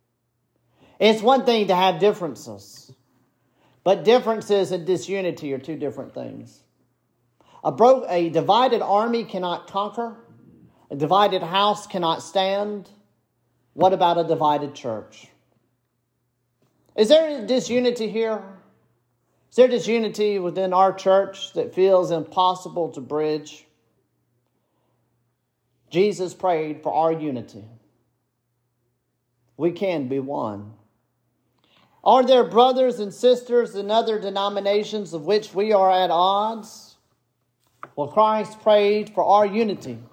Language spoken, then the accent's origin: English; United States; I come from Jones County, where there are two Baptist churches next to each other